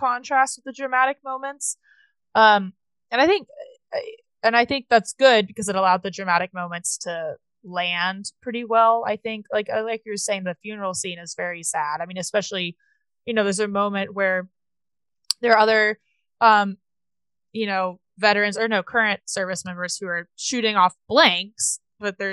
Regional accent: Atlanta, Georgia, United States; I'm from Atlanta

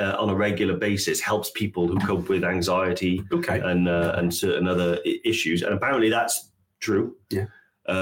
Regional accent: Wales, United Kingdom; I'm an embarrassment to Wales

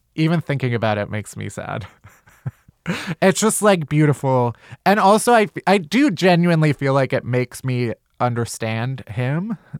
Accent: Chicago, Illinois, United States; I'm also from Chicago. South

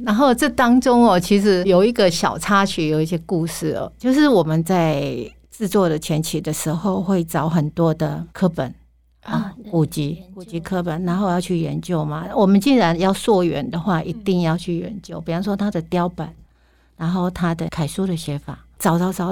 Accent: Lanyang, Yilan County, Taiwan; 用我的故乡，然后取名，啊，叫蓝洋

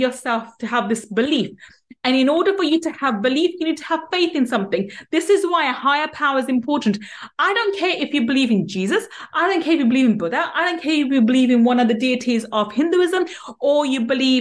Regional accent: England, United Kingdom; In being English, we don't say Z, we say

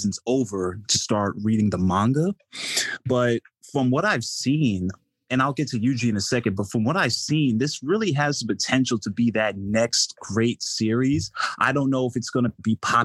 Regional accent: New Jersey, United States; I'm from New Jersey

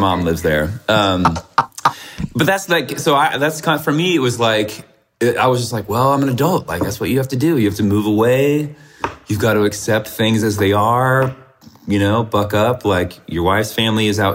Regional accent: Virginia, United States; moved away as an adult; also born or lived in Richmond, Virginia / Chicago; now in San Francisco, United States; I'm from Virginia

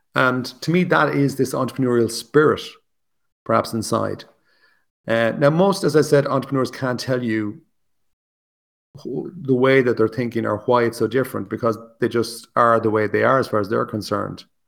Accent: Ireland; also born or lived in Wicklow, Ireland; I'm obviously Irish, I live in Ireland

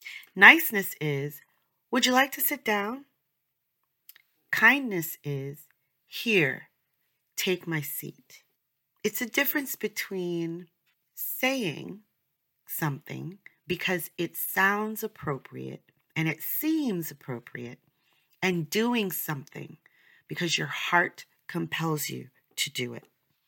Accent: New York, United States; I'm from New York, shout out to New Yorkers, I love New York

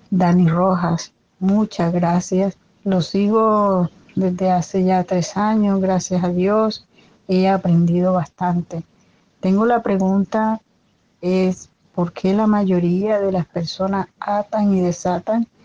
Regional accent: Colombia; now in Santiago, Chile; soy colombiana, pero en estos instantes estoy en el país de Chile, Santiago.

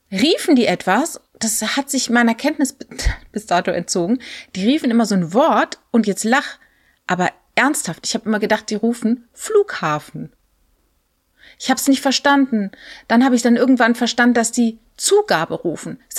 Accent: Rhineland-Palatinate, Germany; ich bin ja in der Südpfalz groß geworden, ein größter Teil.

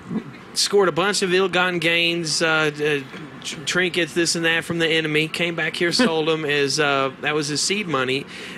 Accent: Kentucky, United States; moved away; I originally grew up in Kentucky.

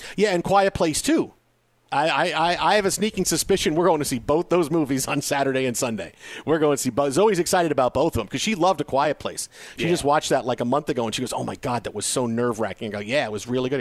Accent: Pennsylvania, United States; accent: Pennsylvania; my Pennsylvania accent

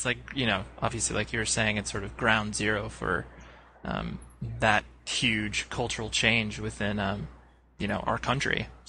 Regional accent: California, United States; also born or lived in Las Vegas, Nevada; Yeah, I think you hit on something where I've always lived on the West Coast. Like, I was born in Vegas, but essentially Southern California is where I called my home.

